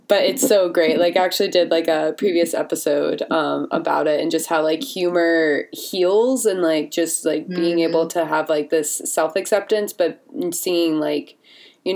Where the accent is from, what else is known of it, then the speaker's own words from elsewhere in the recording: Vermont, United States; I'm from Vermont, so like there's like no one really here